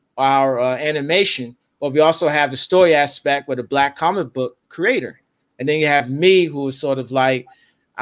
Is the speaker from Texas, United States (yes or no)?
no; Washington, District of Columbia, United States; I was from Washington D.C.